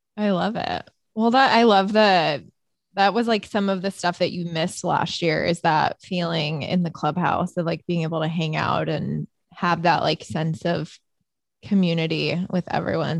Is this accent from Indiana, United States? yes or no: yes; Chesterton, Indiana, United States; moved away; my hometown newspaper actually the chesterton tribune